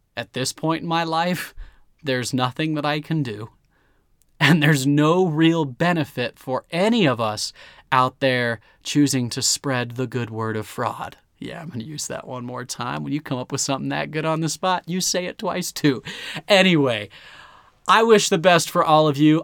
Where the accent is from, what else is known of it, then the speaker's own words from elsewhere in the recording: United States; I am an American